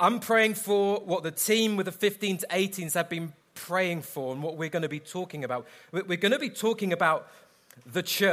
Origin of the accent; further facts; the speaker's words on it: London, United Kingdom; I'm from London